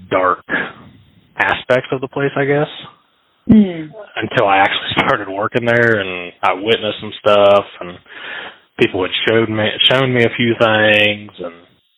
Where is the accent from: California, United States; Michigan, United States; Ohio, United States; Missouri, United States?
Ohio, United States; Baltimore; also born or lived in Columbus, Ohio; My family, we moved to the Baltimore area, which is about 20, 30 minutes north of the BIS prison. So I've lived in the area my whole life